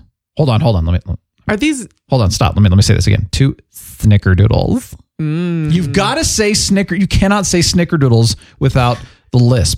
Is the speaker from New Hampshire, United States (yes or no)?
no; Phoenix, Arizona, United States; I grew up in Phoenix.